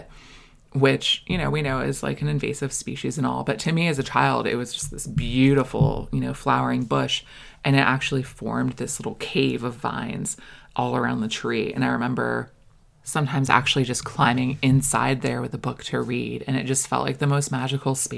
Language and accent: English; Florida, United States; also born or lived in Maine; I was born in Maine, and we moved to Florida when I was 6